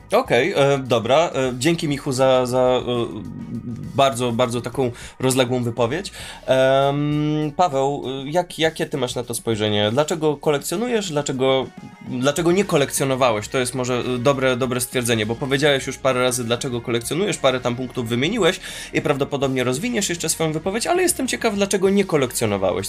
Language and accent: Polish; Warsaw, Masovian Voivodeship, Poland; jako jedyny z grupy urodziłem się, jestem z Molochu, e, zwanego Warszawą